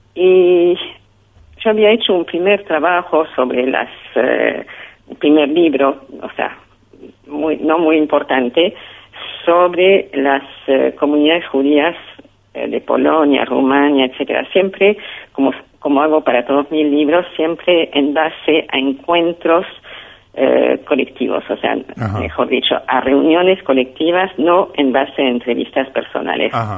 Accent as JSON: {"language": "Spanish", "country": "France", "moved": "as an adult", "lives_now": "Argentina", "said": "yo venía de Europa, de Francia, eh, donde habíamos sufrido la guerra"}